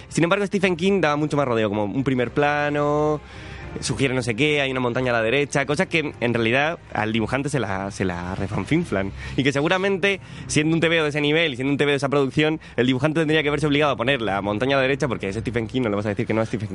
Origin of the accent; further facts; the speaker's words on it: Cartagena, Region of Murcia, Spain; now in Madrid, Spain; yo no soy de Madrid, yo soy de Cartagena